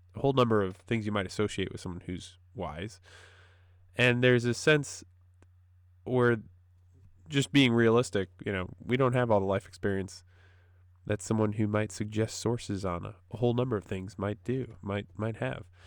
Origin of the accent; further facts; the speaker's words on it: Wisconsin, United States; moved away as an adult; also born or lived in Wheaton, Illinois / North Carolina; I'm from Wisconsin, uh, up, dear, up in the north